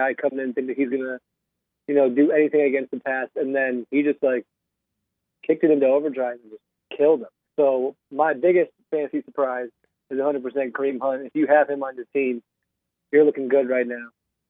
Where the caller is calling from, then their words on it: New York City, New York, United States; I'm calling from Queens, New York right now. I'm back at grad school.